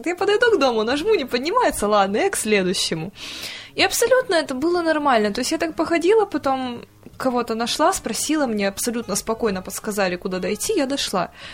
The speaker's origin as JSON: {"language": "Russian", "town": "Novosibirsk", "region": "Novosibirsk Oblast", "country": "Russia", "said": "мы уже летим из Москвы в Новосибирск домой"}